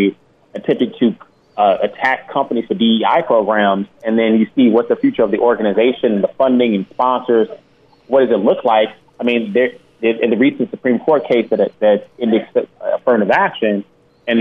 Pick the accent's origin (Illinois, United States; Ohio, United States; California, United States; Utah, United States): Illinois, United States; Chicago; I'm from Chicago